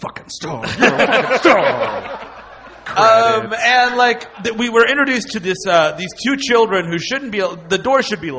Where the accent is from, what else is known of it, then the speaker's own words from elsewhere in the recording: Bronx, New York, United States; I'm from the Bronx.